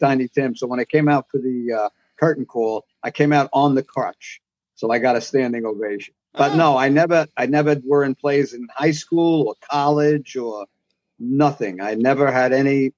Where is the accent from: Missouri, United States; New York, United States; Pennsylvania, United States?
New York, United States; New York City; I grew up in Brooklyn, Dyker Heights, in Brooklyn, New York.